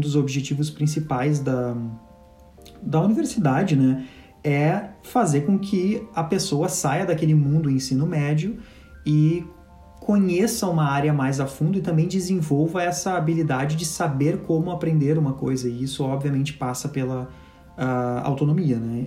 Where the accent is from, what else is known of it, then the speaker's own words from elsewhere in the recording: Brazil; moved away as an adult; also born or lived in Montreal, Canada; A gente nasceu no Brasil